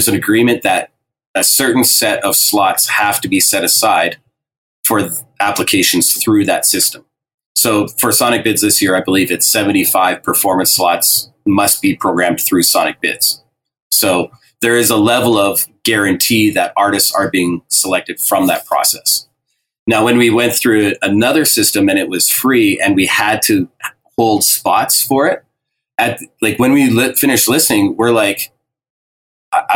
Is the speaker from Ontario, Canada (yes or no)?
no; Alberta, Canada; I'm from Alberta